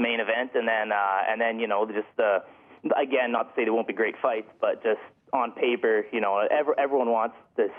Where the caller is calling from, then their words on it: Hardesty, Alberta, Canada; Well, I'm from Hardesty, Alberta.